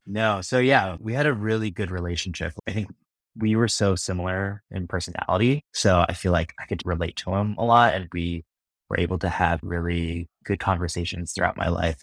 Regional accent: Midwest, United States; my family and growing up in the Midwest

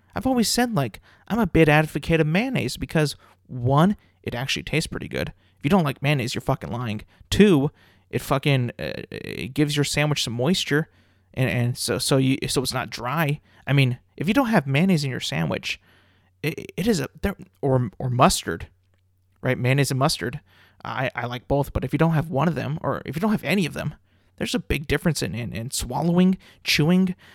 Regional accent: California, United States; growing up in California

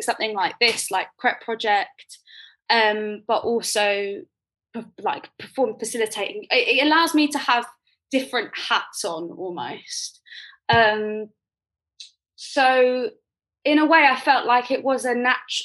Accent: Croydon, London, United Kingdom; I grew up in Croydon

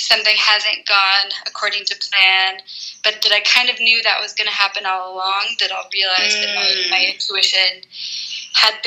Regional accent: Portland, United States; now in Mexico City, Mexico; I live in Mexico City, but I'm from Portland

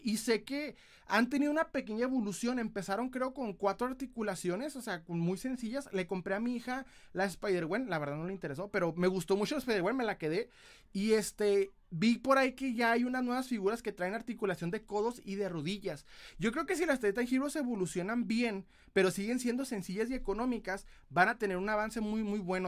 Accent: Ciudad Juárez, Chihuahua, Mexico; soy de Ciudad Juárez, Chihuahua, aquí en Chihuahuita

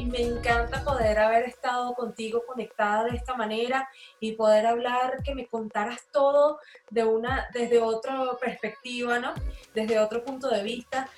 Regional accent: Maracay, Aragua, Venezuela; somos de Maracay

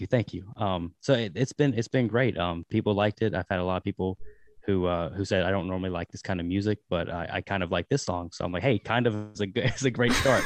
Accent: Danville, Virginia, United States; now in Richmond, United States; I'm from Danville, Virginia, but, uh, I live in Richmond now

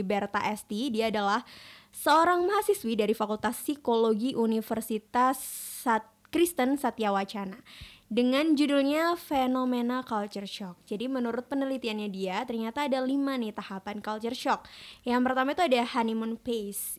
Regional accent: Malang, East Java, Indonesia

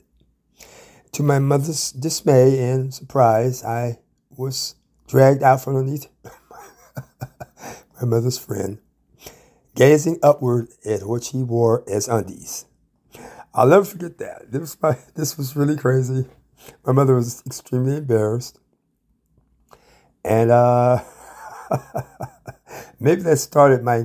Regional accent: Ann Arbor, Michigan, United States; I come from Ann Arbor, Michigan, the middle child of three children

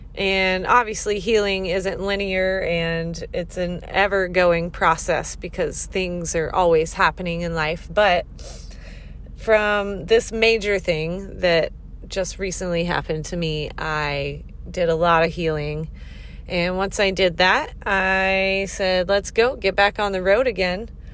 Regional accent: the South, United States; also born or lived in Florida; I grew up in the South

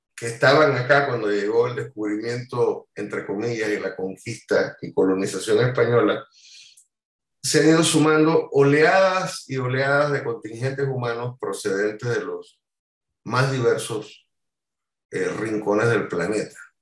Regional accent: Panama; quedarme en, en mi país y de hacer el trabajo cultural y musical desde mi país

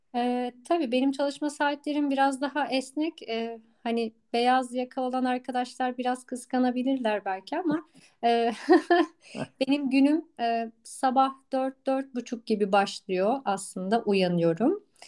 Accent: Istanbul, Turkey; moved away as an adult; also born or lived in Tekirdağ; ben doğma büyüme e, İstanbul'da e, yaşayan bir insandım.

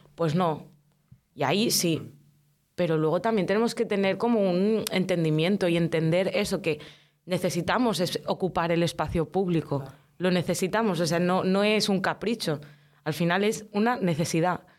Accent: L'Hospitalet de Llobregat, Catalonia, Spain; also born or lived in Casablanca, Morocco; llevo toda la vida viviendo en la Florida, desde los seis años concretamente. Yo nací en Marruecos, en Casablanca, y pues mis padres migraron, vinimos aquí.

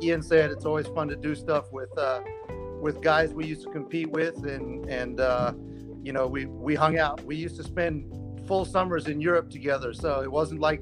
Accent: Zimbabwe; growing up in Zimbabwe

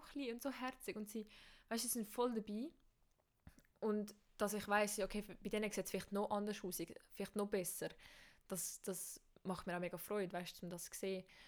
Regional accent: Switzerland; bei uns in der Schweiz

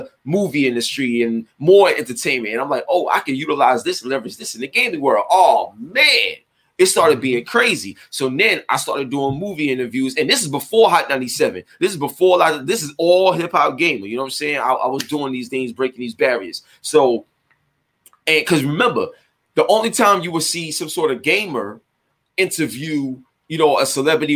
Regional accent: New York City, New York, United States; I grew up in East New York, Brooklyn

